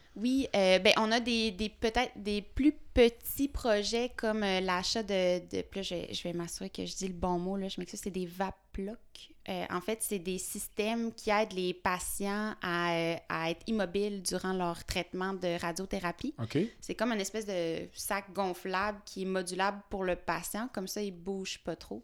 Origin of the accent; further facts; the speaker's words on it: Fossambault-sur-le-Lac, Quebec, Canada; j'habite... je suis née... Ben, en fait, j'ai grandi à Fossambeau-sur-le-Lac, qui est une petite ville proche du lac Saint-Joseph.